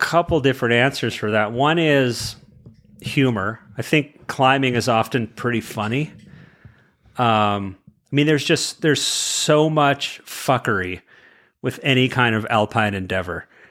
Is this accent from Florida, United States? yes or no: no; California, United States; I'm from California